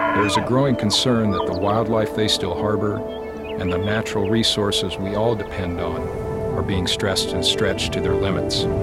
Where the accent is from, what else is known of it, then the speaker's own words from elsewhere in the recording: Nebraska, United States; I was born and raised in Nebraska and have been working as a wildlife photographer in the Great Plains for nearly 20 years